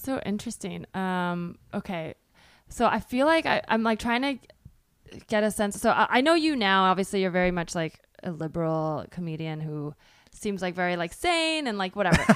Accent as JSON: {"language": "English", "area": "Bay Area", "region": "California", "country": "United States", "tie": "born or raised there"}